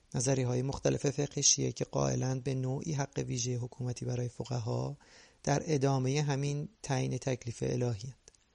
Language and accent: Persian; Iran; moved away as an adult; now in Canada; از این 41 سال زندگی حدود 23 سال اولش در ایران گذاشته و ما بقی در کانادا